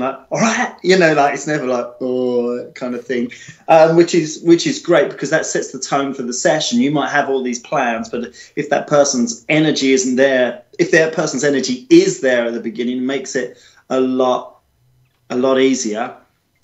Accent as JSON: {"language": "English", "country": "United Kingdom", "said": "as British people"}